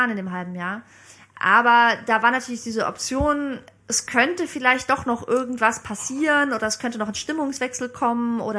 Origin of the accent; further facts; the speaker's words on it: Bremen, Germany; also born or lived in Dresden; now in Berlin, Germany; Ich bin in Dresden geboren, 86, aber ich bin Groß, zum großen Teil in Bremen aufgewachsen. 13 Jahre bin ich da zur Schule gegangen und dann bin ich vor acht Jahren nach Berlin gezogen zum Studium.